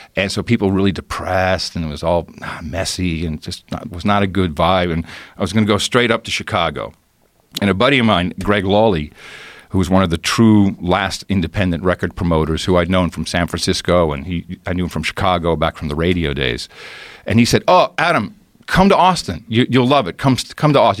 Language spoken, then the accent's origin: English; Amsterdam, North Holland, Netherlands; moved away; I grew up in Amsterdam